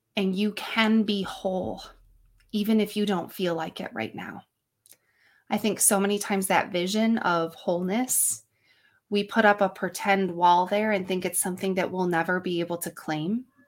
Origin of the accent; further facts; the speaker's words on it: upstate New York, United States; I am from good old upstate New York where it's snowy and blowy this time of year